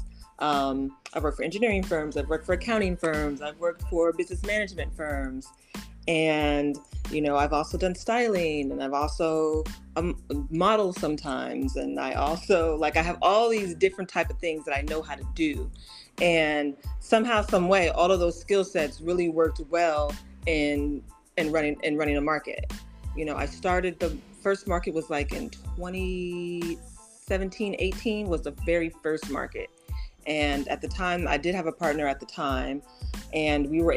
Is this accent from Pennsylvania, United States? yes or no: no; Oakland, California, United States; now in Los Angeles, United States; I'm from Oakland, so born and raised